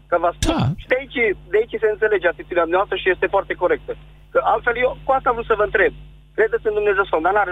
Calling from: Bihor County, Romania; Sunt un preot de lângă Oradea și vreau să-mi explic...

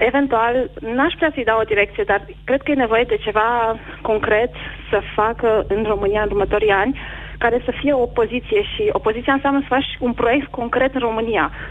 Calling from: France; Uh, am 29 de ani, vă sunt din Franța.

